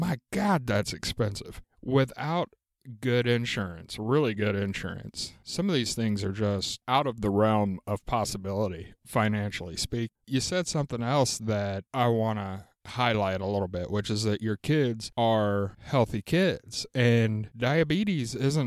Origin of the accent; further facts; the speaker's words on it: the South, United States; moved away; When I grew up down in the South